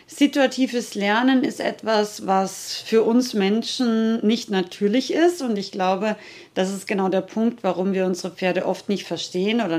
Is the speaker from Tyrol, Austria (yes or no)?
no; Rauris, Salzburg, Austria; ich komme ja aus Österreich, aus den schönen österreichischen Bergen, Nationalpark Hohe Tauern in Rauris, also Salzburger Gebirge.